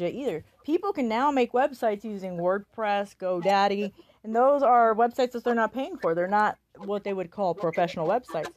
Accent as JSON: {"language": "English", "town": "Omaha", "region": "Nebraska", "country": "United States", "moved": "yes", "said": "I'm actually from Omaha, Nebraska"}